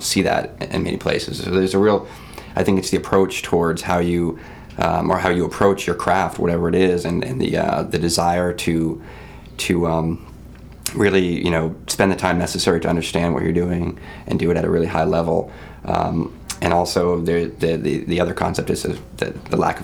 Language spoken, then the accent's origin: English; Camden, Maine, United States; also born or lived in Boston; I grew up in Camden.